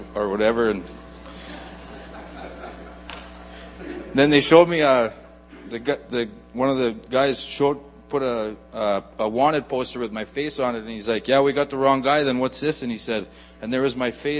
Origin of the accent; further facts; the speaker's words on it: Nipawin, Saskatchewan, Canada; also born or lived in Thunder Bay, Ontario; I was born in Thunder Bay, Ontario. And when my parents divorced, we moved to Nipawin, Saskatchewan. And so that's where I grew up.